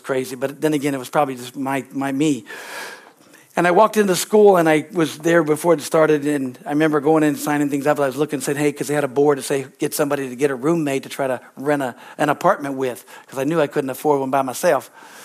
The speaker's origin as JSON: {"language": "English", "region": "California", "country": "United States", "moved": "yes", "said": "I'm from California, okay? I look like a good little hippie, all right? And, you know, I'm a California boy through and through"}